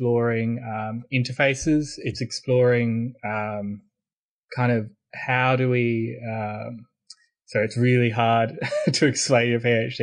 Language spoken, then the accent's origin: English; Australia; also born or lived in Sydney; I'm Australian.